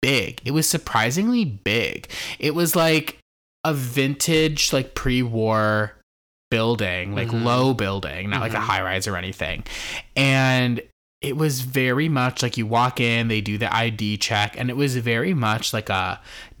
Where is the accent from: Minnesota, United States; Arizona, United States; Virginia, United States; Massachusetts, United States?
Minnesota, United States; now in Chicago, United States; I am famously from Minnesota